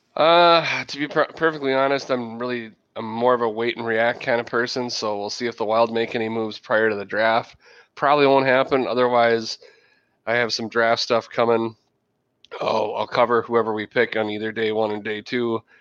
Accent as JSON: {"language": "English", "region": "Minnesota", "country": "United States", "tie": "born or raised there", "also_born_or_lived": "South Central Wisconsin", "moved": "yes", "lives_now": "Wisconsin, United States", "said": "I was born and raised in Minnesota"}